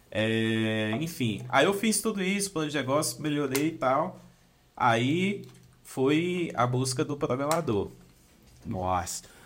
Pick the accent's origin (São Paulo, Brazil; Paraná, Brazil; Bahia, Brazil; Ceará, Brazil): Bahia, Brazil; Brumado; eu sou de Brumado, uma cidadezinha no interior da Bahia, é ali no sudoeste da Bahia